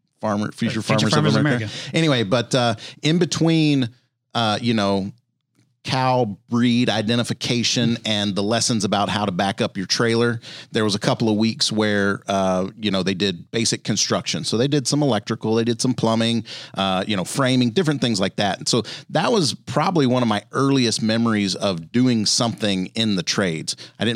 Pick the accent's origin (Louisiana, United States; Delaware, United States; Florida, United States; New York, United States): Louisiana, United States; I grew up in Louisiana and so spent a lot of time outdoors. We didn't have a ton of money.